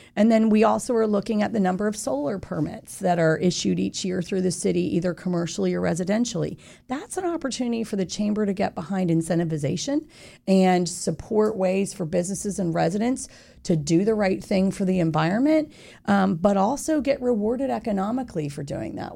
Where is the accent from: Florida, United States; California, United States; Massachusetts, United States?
Florida, United States; Winter Park; I grew up in Winter Park from the age of ten.